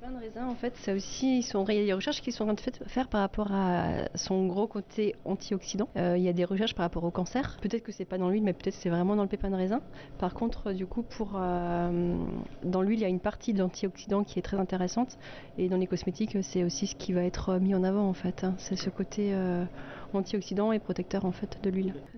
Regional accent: Munster valley, Soultzeren, Grand Est, France; moi, je viens, de, je viens de la vallée de Munster, je viens de Souzarène.

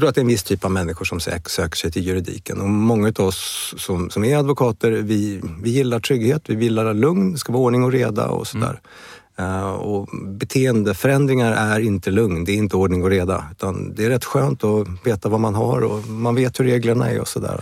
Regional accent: Stockholm, Stockholm County, Sweden; also born or lived in Uppsala; Jag är född i Stockholm i Bromma

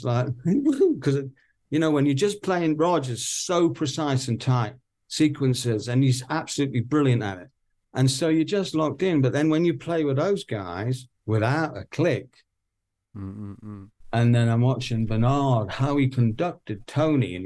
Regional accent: Newcastle upon Tyne, North East England, United Kingdom; I'm a Geordie

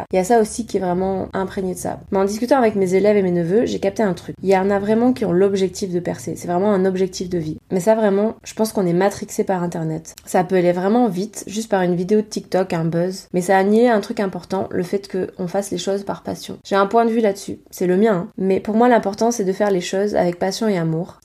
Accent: Provence-Alpes-Côte d'Azur, France; accent: Provence; j'ai un accent Provence

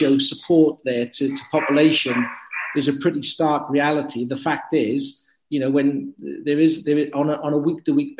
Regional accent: Cumbria, North West England, United Kingdom; moved away; when I was a boy growing up in Cumbrae

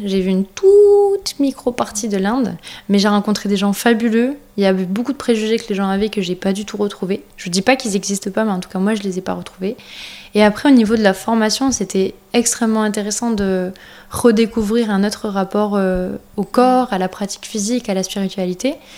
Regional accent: France; on est français

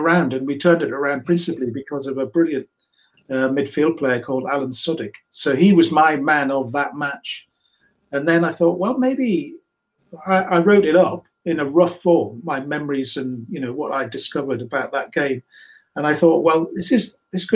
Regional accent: Newcastle upon Tyne, North East England, United Kingdom; moved away as an adult; also born or lived in London; now in Newcastle upon Tyne, United Kingdom; I grew up in Newcastle

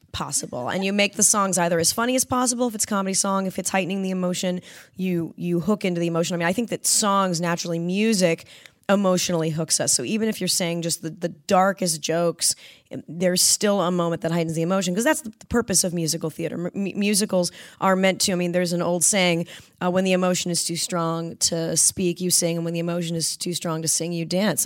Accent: Southern California, United States; growing up in Southern California

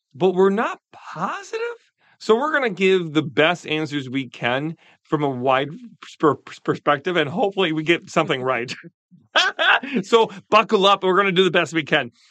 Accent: Wisconsin, United States; I'm from Wisconsin.

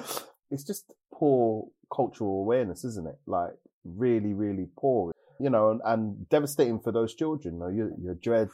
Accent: United Kingdom; I am Black British.

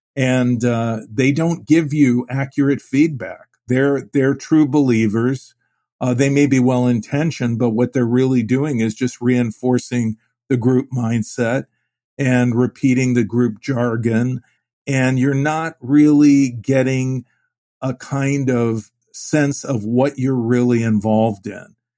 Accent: Phoenix, Arizona, United States; also born or lived in Cleveland; Phoenix was a small city. My family moved there in, in nineteen fifty-six from Cleveland

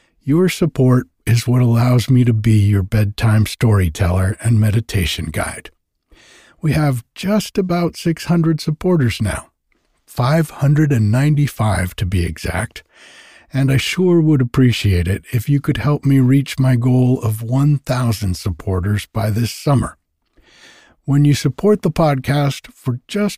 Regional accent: Rhode Island, United States; moved away as an adult; now in Northern California, United States; I grew up in Rhode Island and lived and worked on the water there.

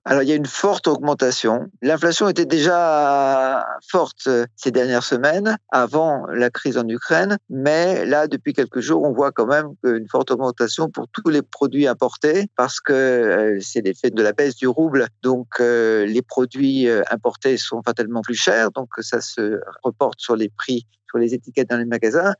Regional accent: France; now in Russia; en tant que Français habitant en Russie

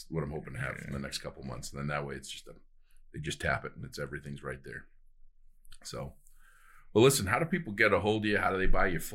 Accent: Easton, United States; we grew up in Easton

